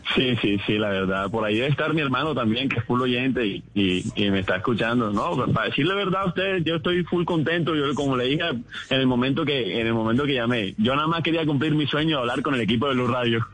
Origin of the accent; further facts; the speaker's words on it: Barranquilla, Atlántico, Colombia; accent: barranquillero; soy barranquillero, pero, pero mi familia es paisa. Simplemente nací acá y me crié acá